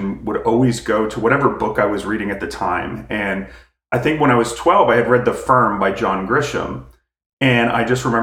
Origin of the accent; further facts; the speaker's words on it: outside of Philadelphia, Pennsylvania, United States; I grew up outside of Philadelphia